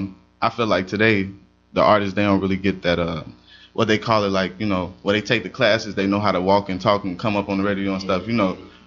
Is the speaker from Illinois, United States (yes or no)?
yes; Chicago, Illinois, United States; I grew up in Chicago.